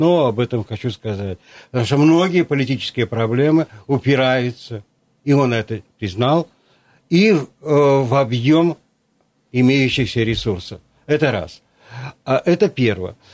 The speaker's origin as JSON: {"language": "Russian", "region": "Krasnoyarsk Krai", "country": "Russia", "said": "поскольку сам Канский, вот я"}